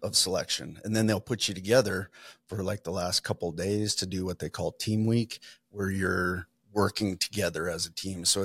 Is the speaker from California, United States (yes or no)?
no; Montana, United States; moved away as an adult; also born or lived in Idaho; now in Coeur d'Alene, United States; I was born and raised in Montana and then left shortly after high school